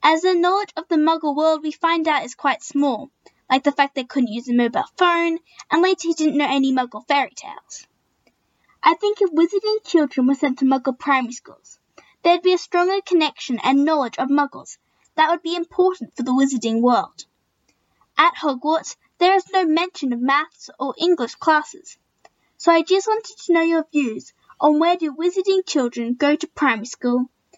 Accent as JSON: {"language": "English", "country": "Australia", "said": "I'm a Slytherin from Australia."}